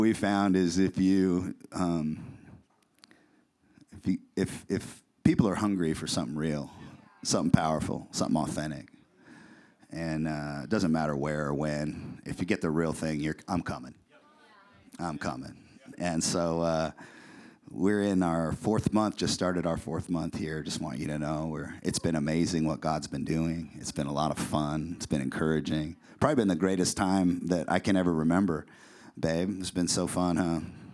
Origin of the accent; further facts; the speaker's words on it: Puyallup, Washington, United States; moved away as an adult; also born or lived in San Diego, California; now in Boise, United States; we're originally from the Northwest, from a little town called Puyallup, Washington.